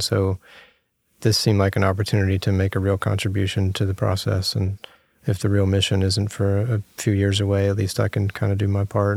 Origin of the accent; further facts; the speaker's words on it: Virginia Beach, Virginia, United States; I'm from Virginia, Virginia Beach